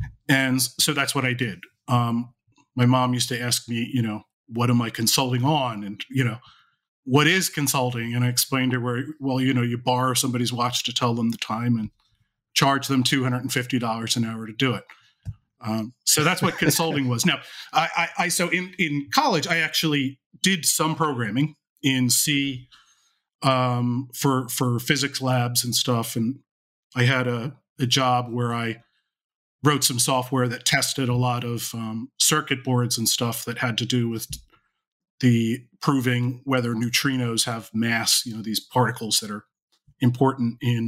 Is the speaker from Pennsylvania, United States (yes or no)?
yes; Philadelphia, Pennsylvania, United States; I grew up in the Philadelphia area, have lived here all my life. I still live in the Philadelphia area.